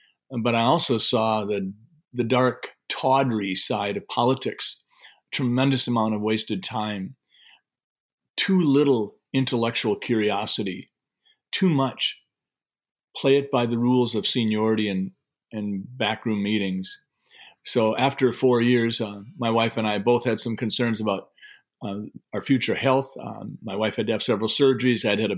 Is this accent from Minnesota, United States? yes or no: yes; Sleepy Eye, Minnesota, United States; I grew up in Sleepy Eye and went to college at the University of Minnesota in Minneapolis, and I studied physiology and got my degree in that.